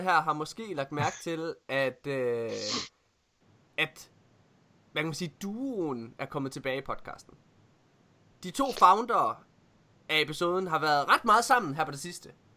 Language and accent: Danish; Ølgod, Southern Denmark, Denmark; moved away; hjem til Ølgod hedder det, der hvor jeg kommer fra